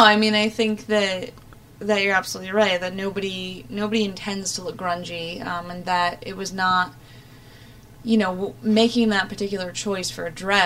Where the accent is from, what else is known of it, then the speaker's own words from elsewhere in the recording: Ireland; Thankfully, I am Irish. You know, I was blessed with that, unlike my Scotsman friend here.